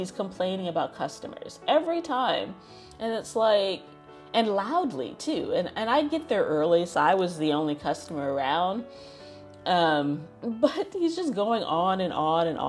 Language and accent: English; United States; being born and raised in America